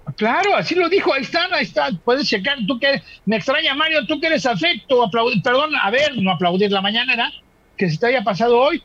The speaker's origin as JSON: {"language": "Spanish", "country": "Mexico", "said": "Somos mexicanos"}